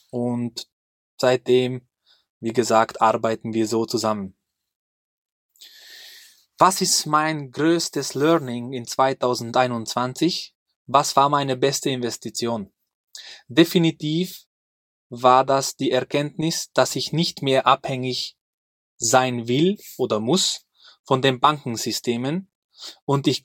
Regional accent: Hungary; now in Austria; ich komme ursprünglich aus Ungarn. Und vor, sag ich mal, sechs Jahren sind wir mit meiner kleinen Familie nach Österreich gezogen.

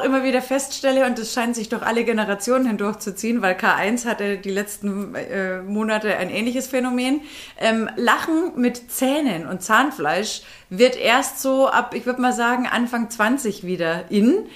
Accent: Bavaria, Germany; moved away; wir kommen ja da aus der Grenzregion unten

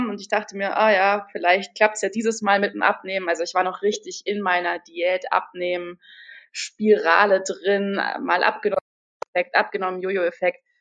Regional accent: Munich, Bavaria, Germany; now in Berlin, Germany; Ich komme ursprünglich aus München, bin jetzt inzwischen Wahlberlinerin und äh, auch Yogalehrerin, wohne aktuell im Prenzlauer Berg

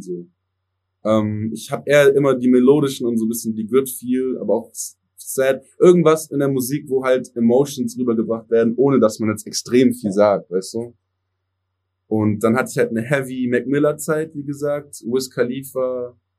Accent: Germany; first language English; German is a second language; ich bin biling äh, bilingual aufgewachsen. Also meine Eltern sind erst mit 30 hier nach Deutschland gekommen

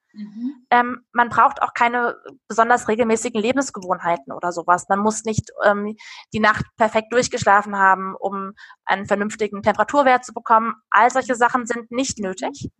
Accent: Darmstadt, Hesse, Germany; moved away as an adult; also born or lived in Bamberg / Munich; lebe inzwischen nach Stationen in Bamberg und München wieder in meiner alten Heimat in Darmstadt im Rhein-Main-Gebiet

